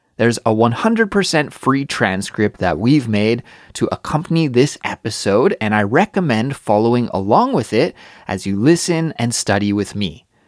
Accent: Kelowna, British Columbia, Canada; moved away as an adult; also born or lived in Montreal, Canada; now in Seoul, South Korea; I'd travel back to visit my hometown, Kelowna, British Columbia

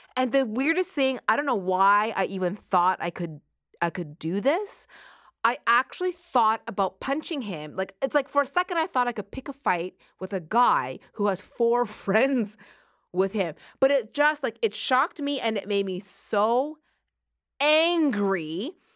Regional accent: Halifax, Nova Scotia, Canada; growing up in Halifax, Nova Scotia in the eighties

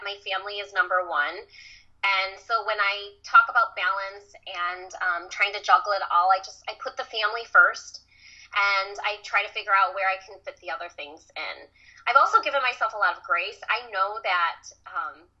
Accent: Michigan, United States; I grew up in Michigan

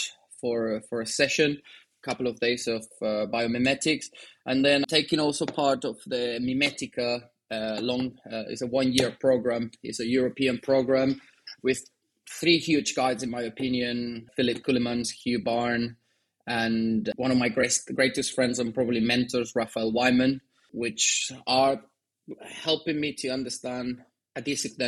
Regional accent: Madrid, Community of Madrid, Spain; moved away as an adult; also born or lived in Argentina; now in United Kingdom; I was born in Argentina, but I was raised in Spain. At the age of 5, my parents moved to Spain, to Madrid, and that's where I grew up.

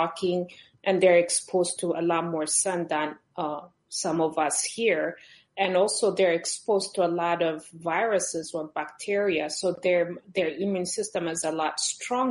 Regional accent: Ethiopia; moved away; I'm originally from Ethiopia

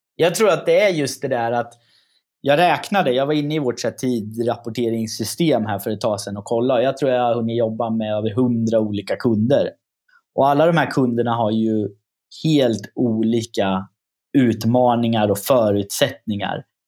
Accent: Östergötland, Sweden; accent: östgötska; min östgötska slår igenom

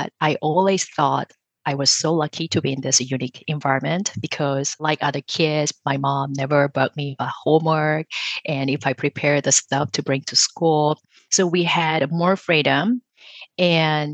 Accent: South Korea; moved away; I grew up in South Korea with my mom

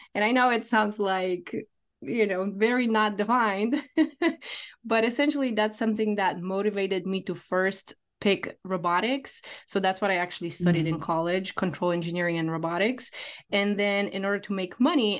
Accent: Poland; now in United States; I moved from Poland, where I'm original from, to United States.

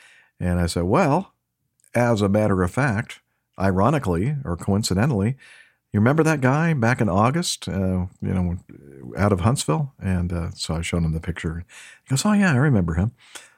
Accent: Japan; Although I am from Japan, I want to become a pilot, especially an airline pilot, in the future in the U.S.

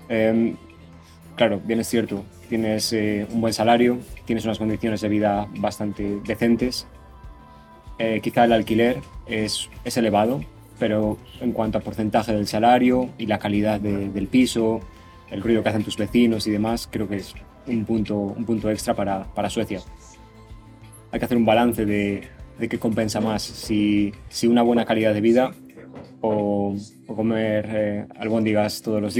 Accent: Valladolid, Castile and León, Spain; Yo soy de Valladolid.

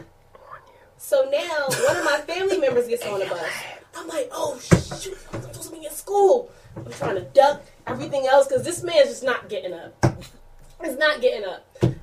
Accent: Philadelphia, Pennsylvania, United States; I'm from Philadelphia.

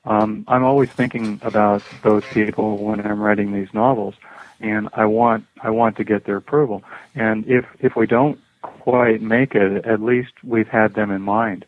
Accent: Ireland; I'm also from Ireland.

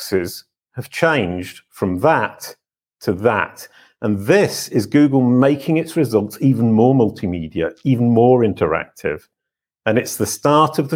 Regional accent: United Kingdom; I'm British.

